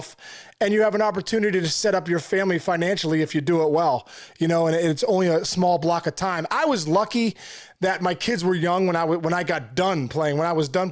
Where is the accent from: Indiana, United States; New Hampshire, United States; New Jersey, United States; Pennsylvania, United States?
Pennsylvania, United States; Pittsburgh; I'm from Pittsburgh